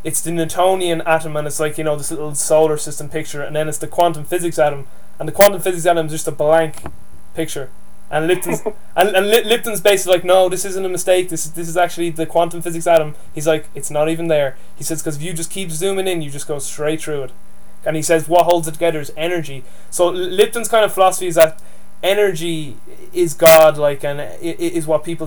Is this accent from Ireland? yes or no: yes; Dublin, Leinster, Ireland; accent: Dublin Irish; I speak to you with my Dublin Irish accent